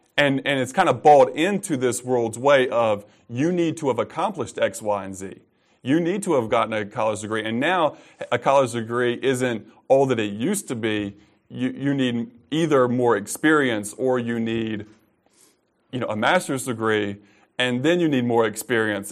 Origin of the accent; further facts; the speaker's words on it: United States